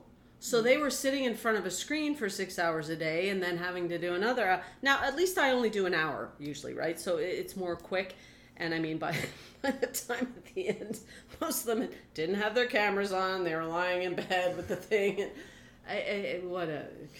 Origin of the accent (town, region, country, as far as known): Quebec, Canada